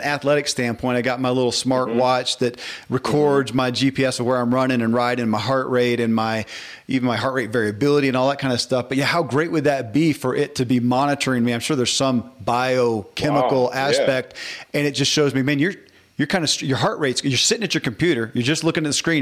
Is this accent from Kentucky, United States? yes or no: yes; Kentucky, United States; born or raised there